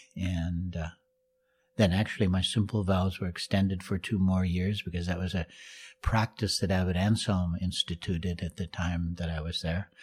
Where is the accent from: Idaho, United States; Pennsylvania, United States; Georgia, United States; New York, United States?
Idaho, United States; Moscow; moved away; I grew up in Moscow, Idaho as well.